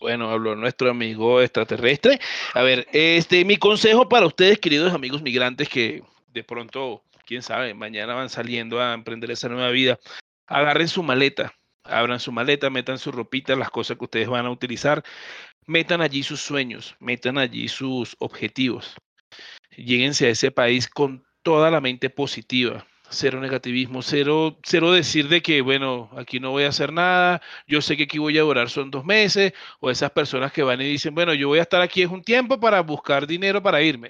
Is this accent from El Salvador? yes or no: no; Venezuela; moved away as an adult; now in Bogotá, Colombia; yo vengo de Venezuela, siempre voy a ser venezolano, así tenga dos eh, nacionalidades.